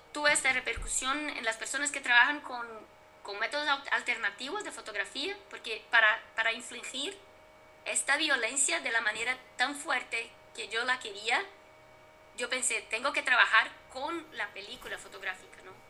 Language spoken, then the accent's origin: Spanish; Brazil; mi país, Brasil